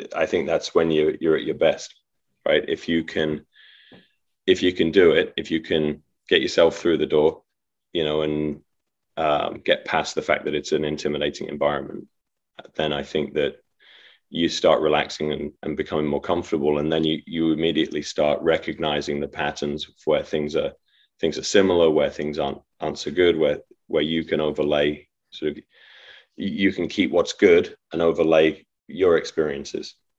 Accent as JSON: {"language": "English", "town": "Leicester", "region": "East Midlands", "country": "United Kingdom", "tie": "born or raised there", "also_born_or_lived": "Leeds, England / Tennessee, United States", "moved": "as an adult", "said": "born and raised in Leicester, in England"}